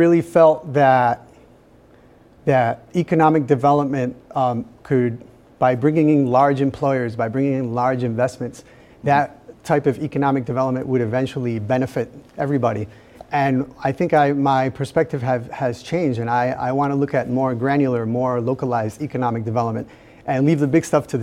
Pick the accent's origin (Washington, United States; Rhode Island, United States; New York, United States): Rhode Island, United States; Providence; I was born in Providence.